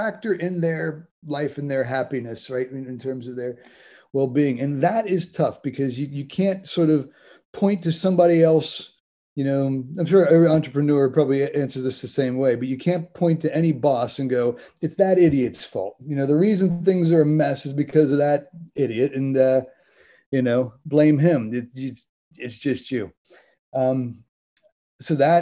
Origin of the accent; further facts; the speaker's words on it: Cincinnati, Ohio, United States; moved away as an adult; also born or lived in Cambridge, United Kingdom; now in London, United Kingdom; I'm originally from Cincinnati, Ohio